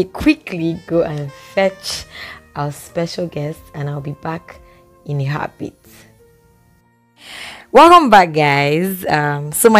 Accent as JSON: {"language": "English", "region": "Edo", "country": "Nigeria", "said": "I'm still an Edo girl."}